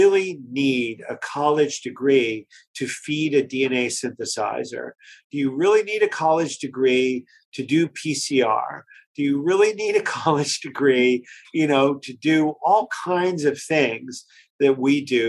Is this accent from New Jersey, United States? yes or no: yes; Pine Barrens, New Jersey, United States; I come from New Jersey, from the Pine Barrens, and I have three brothers.